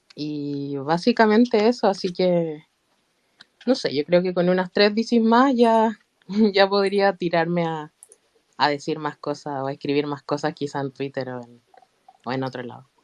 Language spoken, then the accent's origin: Spanish; Chile; soy de Chile, soy de Chile.